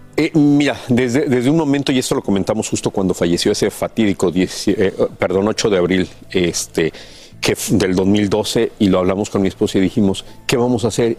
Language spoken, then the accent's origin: Spanish; Mexico; nosotros crecimos en México, nacimos y crecimos en México